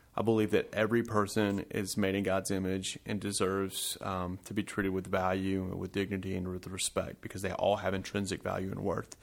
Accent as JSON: {"language": "English", "town": "Smyrna", "region": "Georgia", "country": "United States", "tie": "born or raised there", "also_born_or_lived": "New Jersey / Chicago", "moved": "as an adult", "lives_now": "Whitehall, United States", "said": "I grew up in Smyrna, Georgia, like my brother, Joseph."}